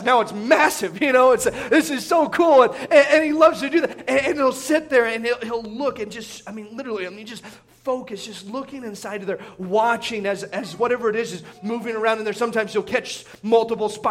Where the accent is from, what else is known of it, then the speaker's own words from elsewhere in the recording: Indiana, United States; moved away; where I grew up in Indiana